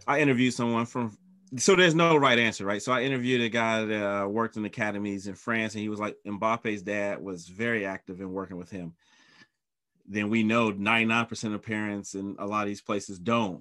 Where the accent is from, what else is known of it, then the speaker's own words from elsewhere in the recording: North Carolina, United States; I'm from North Carolina, so I saw him in high school